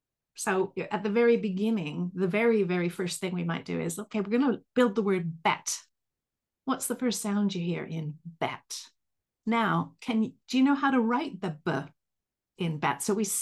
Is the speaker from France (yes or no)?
no; Vancouver, British Columbia, Canada; now in United Kingdom; My weird accent comes from the fact that I'm a Canadian from Vancouver, but I've lived right near Liverpool in England for the last 29 years.